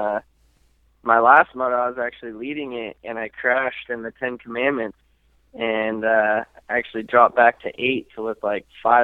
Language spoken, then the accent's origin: English; Santa Clarita, California, United States; I actually just turned 22 last month, and then from Santa Clarita, California